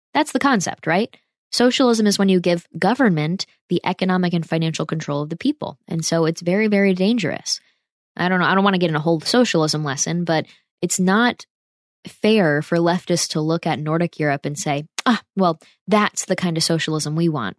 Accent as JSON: {"language": "English", "country": "United States", "said": "as an American"}